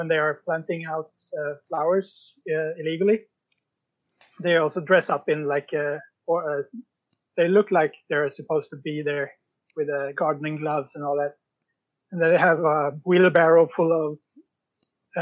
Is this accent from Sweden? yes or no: yes; Sweden; now in Norway; I'm from Sweden, and I live in Norway